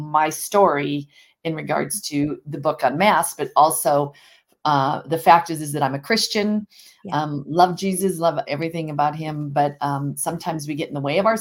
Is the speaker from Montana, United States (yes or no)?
yes; Montana, United States; I'm here from Montana, obviously, and grew up on a ranch part-time and in a small community of 35,000 people